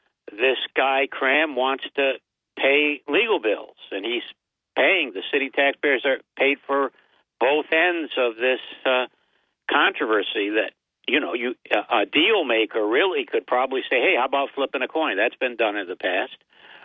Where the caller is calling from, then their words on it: Binghamton, New York, United States; the county seat, Binghamton.